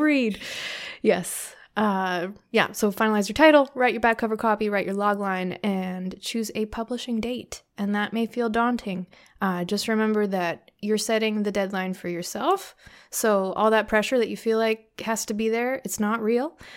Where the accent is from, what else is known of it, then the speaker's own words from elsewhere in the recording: Canada; I'm being very Canadian